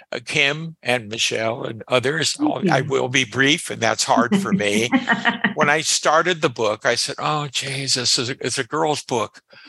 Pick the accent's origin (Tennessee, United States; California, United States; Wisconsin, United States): California, United States; Los Angeles; I grew up in Boyle Heights as a kid.